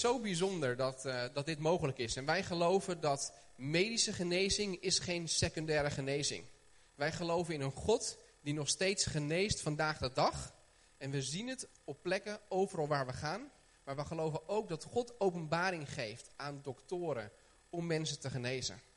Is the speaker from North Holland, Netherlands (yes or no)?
yes; Haarlem, North Holland, Netherlands; ik kom uit Haarlem.